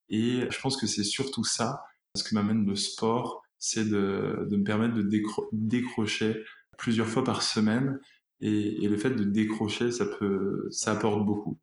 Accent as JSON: {"language": "French", "country": "Réunion", "moved": "yes", "said": "Je suis originaire de l'île de la Réunion, donc je rejoindrai toute ma famille là-bas"}